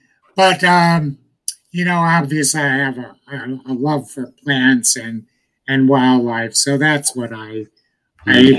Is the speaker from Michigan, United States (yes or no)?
no; Connecticut, United States; now in Florida, United States; I'm from Connecticut originally